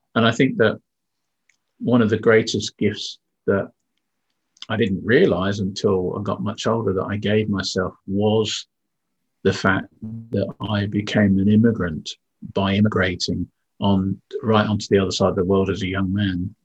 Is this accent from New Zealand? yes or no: no; Windsor, South East England, United Kingdom; moved away; also born or lived in Yorkshire; I was born in the UK um, in uh, in Yorkshire actually, so my accent should be a little bit different. But my parents moved me down south to the town of Windsor